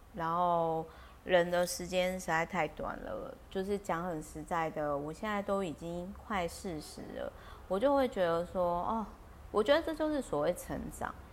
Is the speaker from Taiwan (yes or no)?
yes; Taiwan; 我小时候在眷村的时候